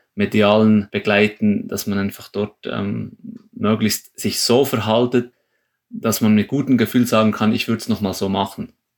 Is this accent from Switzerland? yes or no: yes; Switzerland; für uns als Schweizer